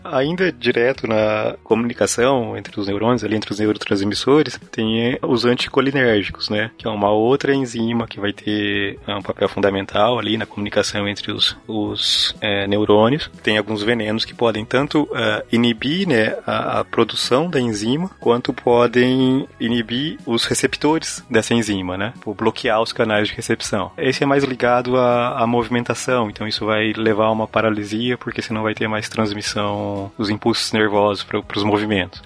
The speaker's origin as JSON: {"language": "Portuguese", "region": "Paraná", "country": "Brazil", "said": "eu sou do Paraná"}